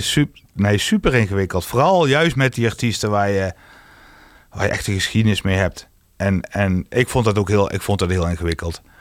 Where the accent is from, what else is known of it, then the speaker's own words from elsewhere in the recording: Roggel, Limburg, Netherlands; mijn jongerencentrum waar ik vandaan kom